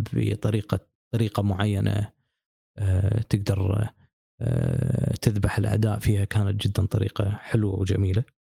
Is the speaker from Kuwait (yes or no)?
yes; Kuwait; عندنا بالكويت